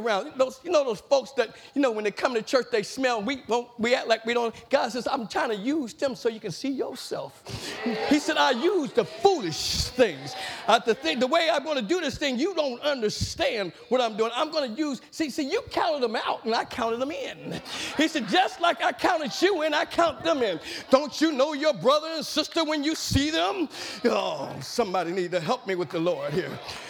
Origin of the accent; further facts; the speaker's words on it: Madisonville, United States; growing up in East End